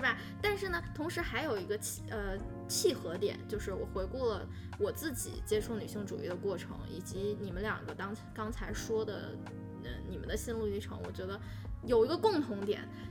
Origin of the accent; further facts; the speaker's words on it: Northeast China, China; 我东北也是这样